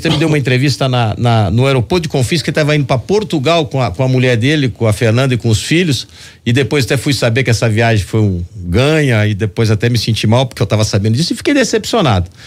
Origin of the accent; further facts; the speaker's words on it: Londrina, Paraná, Brazil; moved away; also born or lived in Belo Horizonte; Eu sou de Londrina. Eu cresci na minha infância com Beto Richa.